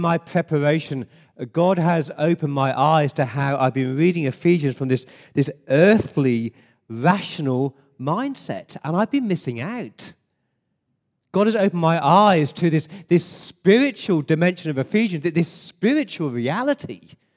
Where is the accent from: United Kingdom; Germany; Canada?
United Kingdom; England; now in Sydney, Australia; as an Englishman